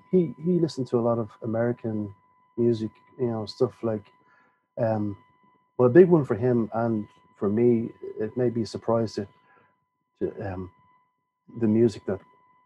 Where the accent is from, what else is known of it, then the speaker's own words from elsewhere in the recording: Dublin, Leinster, Ireland; I was born in 1968 in Dublin. Very much a working class family background